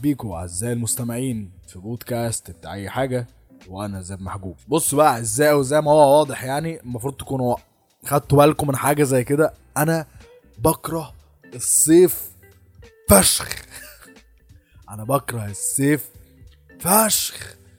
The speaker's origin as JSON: {"language": "Arabic", "country": "Egypt", "said": "عندنا في مصر"}